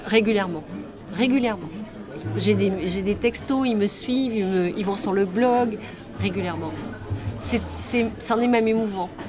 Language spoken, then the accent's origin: French; Pilat, Nouvelle-Aquitaine, France; now in Bordeaux, France; je suis née au Pilat